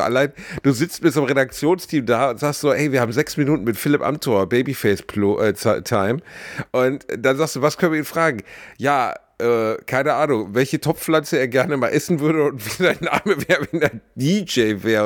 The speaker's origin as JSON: {"language": "German", "town": "Gelsenkirchen", "region": "North Rhine-Westphalia", "country": "Germany", "tie": "born or raised there", "said": "Ich komme aus Gelsenkirchen, ich war der einzige deutschstämmige Junge in der ganzen Klasse"}